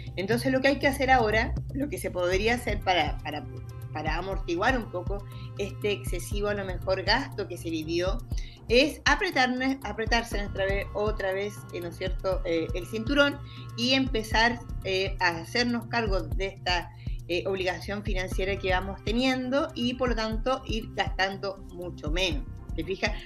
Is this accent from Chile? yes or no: yes; Chile; como cultura chilena